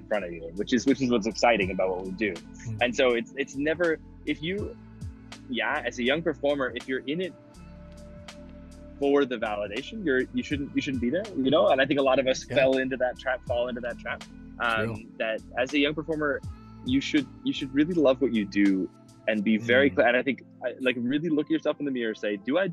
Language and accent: English; Midwest, United States; moved away as an adult; now in Munich, Germany; I'm from the Midwest